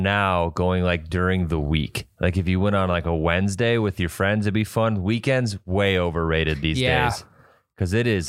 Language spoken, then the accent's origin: English; Otter Tail River area, Minnesota, United States; we tube the Otter Tail, because that's right in my hometown